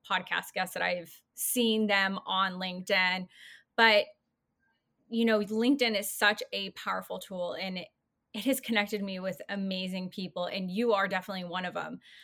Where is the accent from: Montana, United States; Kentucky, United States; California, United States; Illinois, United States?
California, United States; I grew up in California